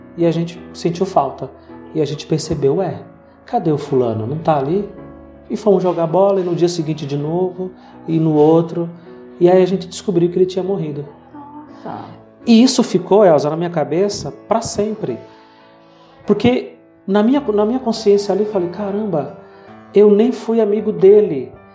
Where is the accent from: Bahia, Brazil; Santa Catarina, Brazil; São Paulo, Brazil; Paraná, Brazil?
Bahia, Brazil; Eu cresci ah, uma parte da minha adolescência na Bahia quando a gente precisou voltar ali para as minhas origens